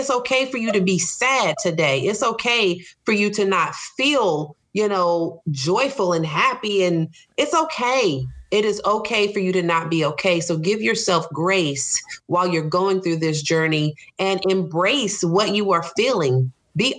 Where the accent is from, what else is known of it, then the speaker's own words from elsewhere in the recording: Charlotte, North Carolina, United States; I grew up in Charlotte.